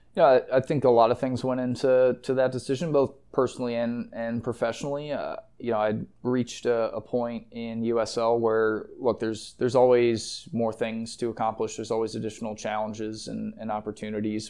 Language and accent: English; Decatur, Illinois, United States; moved away as an adult; also born or lived in Florida; now in Rhode Island, United States; my hometown of Decatur, Illinois